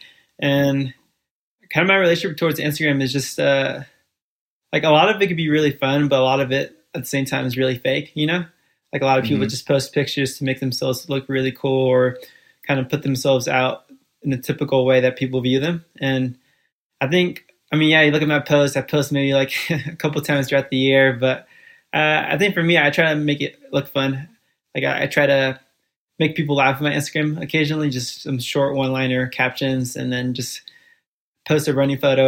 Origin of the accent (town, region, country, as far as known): Fairfield, California, United States; born or raised there; first language Spanish; English is a second language; also born or lived in Guatemala City, Guatemala / Bronx, New York City